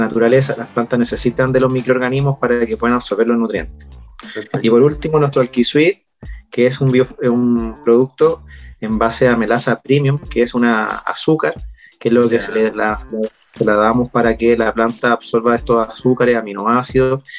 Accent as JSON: {"language": "Spanish", "region": "Valparaíso", "country": "Chile", "said": "Yo siempre he sido de la quinta región"}